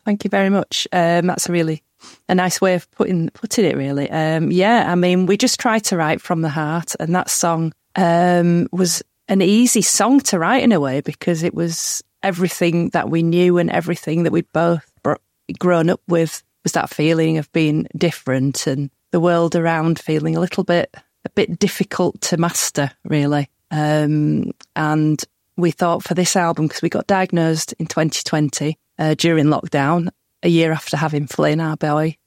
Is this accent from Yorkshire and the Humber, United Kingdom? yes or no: yes; Huddersfield, Yorkshire and the Humber, United Kingdom; growing up in Huddersfield, which is really near Halifax